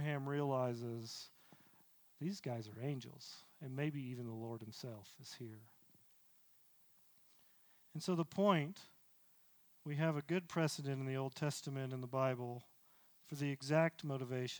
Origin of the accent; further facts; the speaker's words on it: the South, United States; I grew up in the South